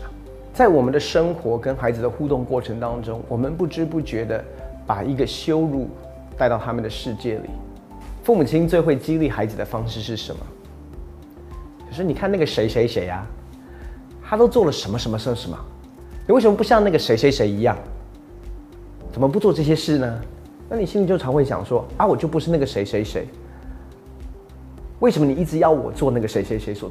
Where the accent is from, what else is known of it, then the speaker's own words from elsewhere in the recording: Taiwan; 那你要知道，我们台湾人的文化习俗就是你我不能够跟他说乖